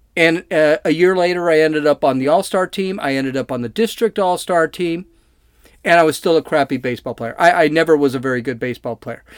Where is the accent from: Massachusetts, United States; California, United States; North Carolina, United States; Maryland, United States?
California, United States; I'm from California